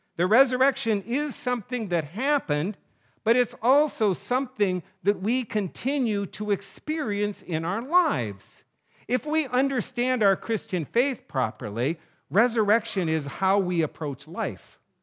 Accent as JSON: {"language": "English", "region": "North Dakota", "country": "United States", "tie": "born or raised there", "moved": "yes", "said": "I was in junior high and living in my little town of North Dakota."}